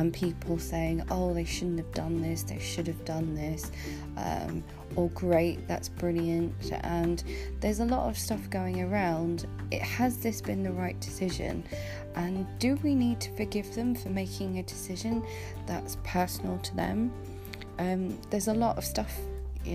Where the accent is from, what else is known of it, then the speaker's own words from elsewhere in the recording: United Kingdom; being a Brit